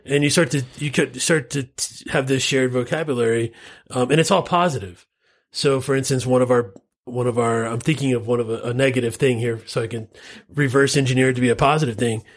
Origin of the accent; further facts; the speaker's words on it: Florida, United States; now in Utah, United States; I'm from Florida originally.